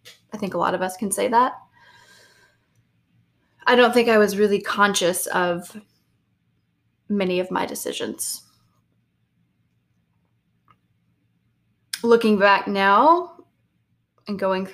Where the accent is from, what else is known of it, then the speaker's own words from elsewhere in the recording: the South, United States; I grew up in the South with a loving family